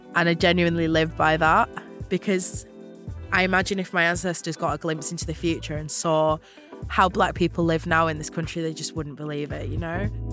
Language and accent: English; Huddersfield, Yorkshire and the Humber, United Kingdom; I grew up in West Yorkshire in a town called Huddersfield